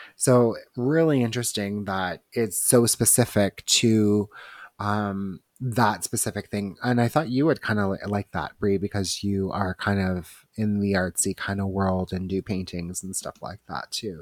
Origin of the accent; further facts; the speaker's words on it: Toronto, Ontario, Canada; we are from Toronto